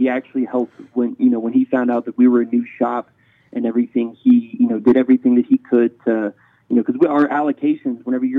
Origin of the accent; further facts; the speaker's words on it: Alabama, United States; moved away as an adult; now in Colorado Springs, United States; we're from Alabama originally.